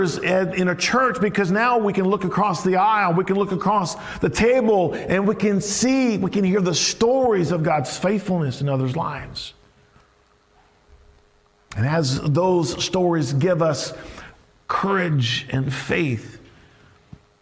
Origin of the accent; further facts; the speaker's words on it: the South, United States; Growing up in the South, I was a big LSU fan